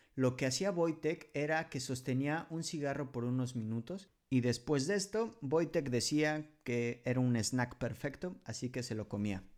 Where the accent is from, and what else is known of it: Mexico; moved away as an adult; now in Poland